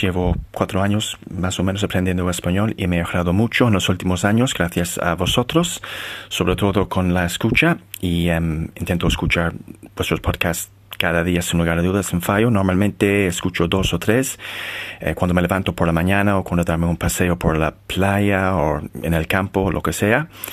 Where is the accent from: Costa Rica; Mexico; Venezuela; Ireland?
Ireland; Spanish is a second language; soy de Irlanda, vivo em, en, una ciudad bastante pequeña en el sur de Irlanda